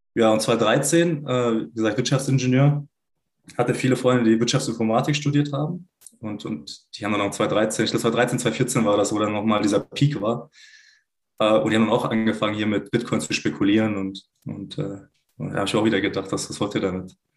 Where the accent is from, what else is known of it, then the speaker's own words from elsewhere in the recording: Swabia, Germany; gebürtig äh, bin ich äh, Schwabe